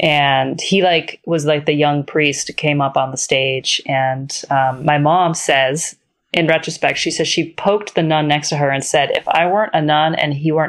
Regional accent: Ireland; I'm Irish. Both my parents are Irish.

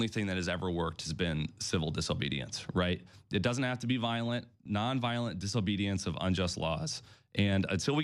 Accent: Illinois, United States; I grew up in Illinois

